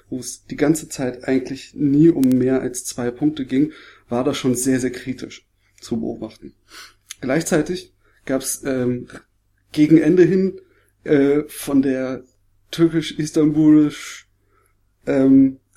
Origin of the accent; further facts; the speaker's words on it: Berlin, Germany; weil ich als Berliner das nicht gewohnt bin